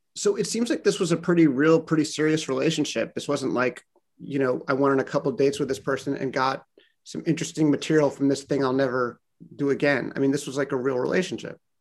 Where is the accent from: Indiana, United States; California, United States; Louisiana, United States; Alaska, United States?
California, United States; Los Angeles; moved away as an adult; now in Boston, United States; I am from Los Angeles in Boston now because of my wife